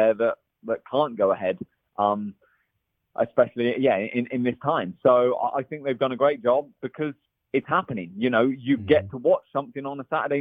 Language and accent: English; England, United Kingdom; also born or lived in Belgium / Italy; now in California, United States; I'm English